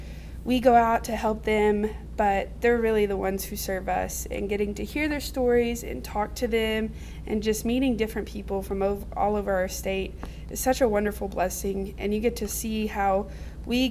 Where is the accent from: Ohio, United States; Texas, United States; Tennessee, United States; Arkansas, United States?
Arkansas, United States; Fort Smith; now in Russellville, United States; I was raised in the Greenwood, Fort Smith area. Now I live in Russellville.